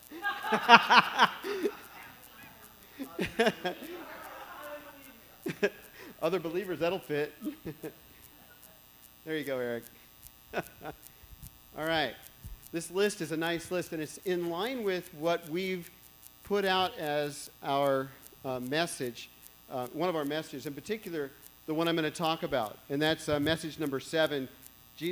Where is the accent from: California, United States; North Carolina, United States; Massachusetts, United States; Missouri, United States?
California, United States; Walnut Creek; I grew up in Walnut Creek here